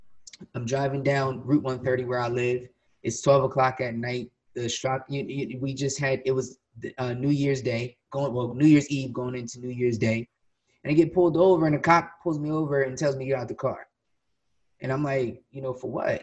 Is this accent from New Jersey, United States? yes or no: yes; Willingboro, New Jersey, United States; I'm from Willimboro, but I don't go to Willimboro.